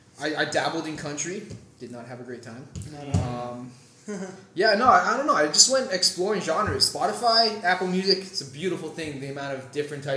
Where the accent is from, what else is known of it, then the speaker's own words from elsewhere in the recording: Trinidad & Tobago; I'm from Trinidad and Tobago.